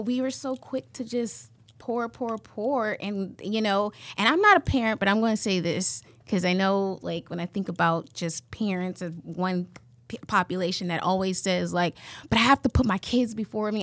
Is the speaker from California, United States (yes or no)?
yes; California, United States; now in Iowa, United States; I'm originally from California